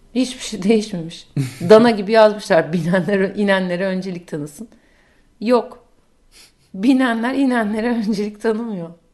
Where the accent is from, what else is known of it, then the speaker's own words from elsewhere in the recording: Turkey; moved away as an adult; now in New York, United States; Türkiye'de kendi ana dilimde çok daha cesurdum.